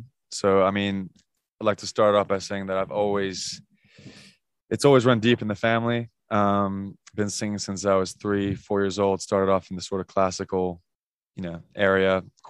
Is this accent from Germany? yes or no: no; London, United Kingdom; also born or lived in Indiana / Virginia; I did grow up in London and I still live there.